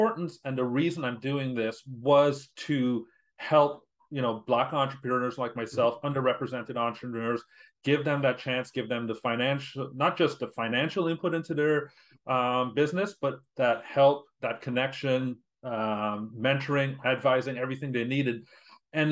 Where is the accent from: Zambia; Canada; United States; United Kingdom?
Canada; being Canadian, my networks are here